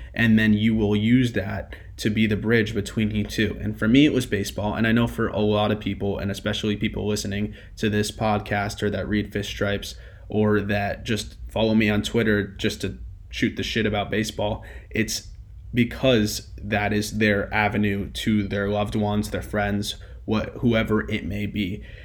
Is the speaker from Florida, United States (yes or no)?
yes; Fort Lauderdale, Florida, United States; I grew up in Fort Lauderdale